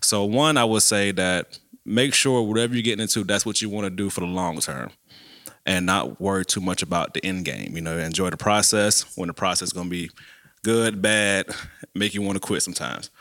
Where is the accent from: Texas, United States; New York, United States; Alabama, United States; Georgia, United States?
Georgia, United States; Savannah; now in Macon, United States; I'm originally from Savannah